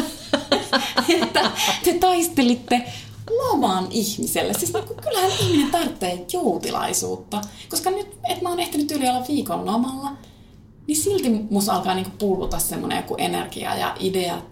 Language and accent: Finnish; Kiuruvesi, North Savo, Finland; Minähän olen kotoisin Kiurvedeltä pohjoissa vasta siitä ajaa puolitoista tuntia Kajaaniin